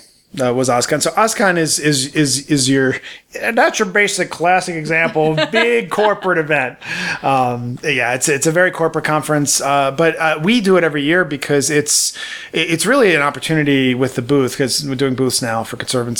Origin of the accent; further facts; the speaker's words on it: Baltimore, Maryland, United States; accent: Baltimore; So my accent, from Baltimore, is a lower middle class accent. And I worked very hard to get rid of it because I felt that it pegged me economically.